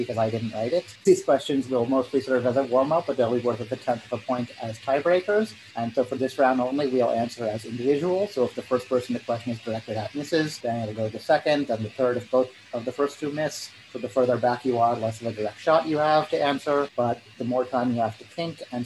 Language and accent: English; Springfield, Illinois, United States; now in Vancouver, United States; originally from Springfield, Illinois. I live in Vancouver, Washington